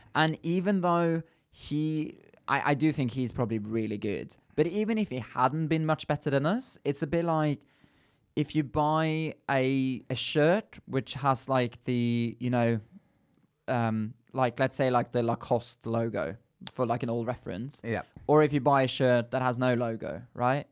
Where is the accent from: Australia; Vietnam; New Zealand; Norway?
Norway; Bergen, Vestland; moved away as an adult; now in London, United Kingdom; me growing up in Bergen, it's a bit different